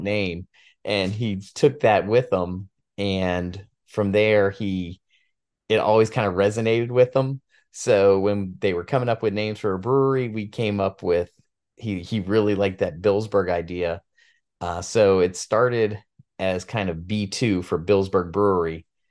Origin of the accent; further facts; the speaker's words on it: Williamsburg, Virginia, United States; I was born and raised in Williamsburg